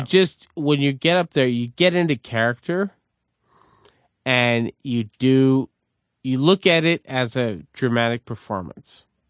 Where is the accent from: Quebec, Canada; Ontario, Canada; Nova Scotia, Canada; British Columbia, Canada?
Quebec, Canada; Montreal; as a Canadian growing up in Montreal in a neighborhood called Verdun